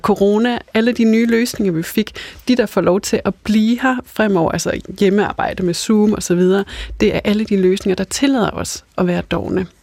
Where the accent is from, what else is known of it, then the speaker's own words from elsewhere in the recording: North Jutland, North Denmark Region, Denmark; now in Copenhagen, Denmark; Altså nu kommer jeg selv fra Nordjylland og har lige været øh, i Jylland med familien her i weekenden